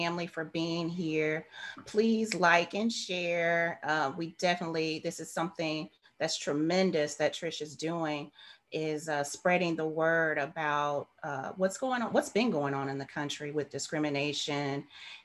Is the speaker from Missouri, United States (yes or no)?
yes; St. Louis, Missouri, United States; I was born and raised in St. Louis, Missouri